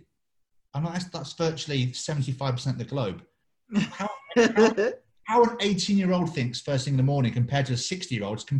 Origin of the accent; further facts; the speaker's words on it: England, United Kingdom; I'm English